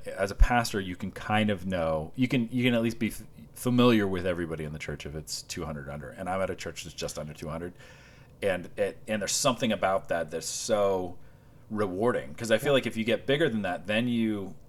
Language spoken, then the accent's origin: English; Washington, Iowa, United States; moved away; I grew up in Washington, Iowa